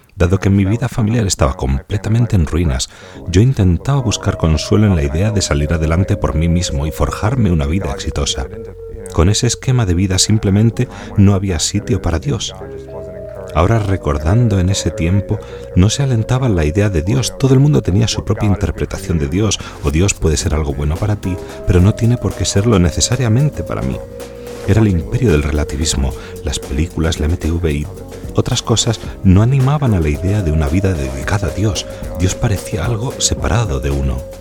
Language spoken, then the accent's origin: Spanish; New York, United States; now in Jacksonville, United States; Me crié en Nueva York, donde nací